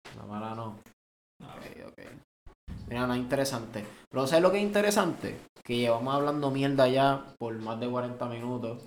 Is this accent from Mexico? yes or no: no; Caguas, Puerto Rico; moved away; nosotros somos del área de Caguas